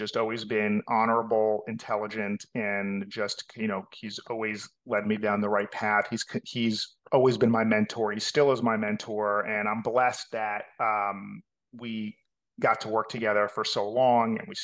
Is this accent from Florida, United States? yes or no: yes; North Miami Beach, Florida, United States; accent: New York; also born or lived in Atlanta; born and raised in North Miami Beach